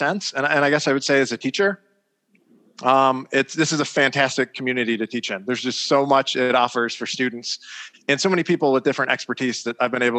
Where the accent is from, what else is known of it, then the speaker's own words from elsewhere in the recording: O'Fallon, Illinois, United States; moved away as an adult; now in Bloomington, United States; originally I'm from the St. Louis area. I grew up in O'Fallon, Illinois.